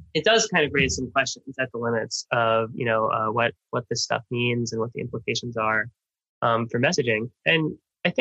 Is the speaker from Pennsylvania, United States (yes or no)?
no; Miami, Florida, United States; I grew up in Miami, one of the most, you know, diverse places in the world